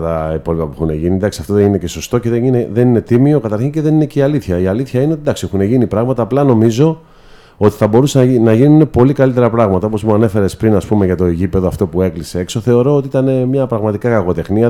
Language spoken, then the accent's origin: Greek; Corinth, Peloponnese, Greece; θέλω πραγματικά να βοηθήσω την πόλη μου πρώτα απ' όλα ε, τους συμπολίτε μου